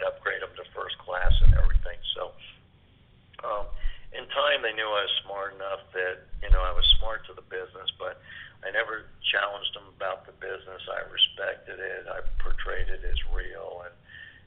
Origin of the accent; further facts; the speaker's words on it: Hialeah, Florida, United States; As this poor kid growing up in Hialeah.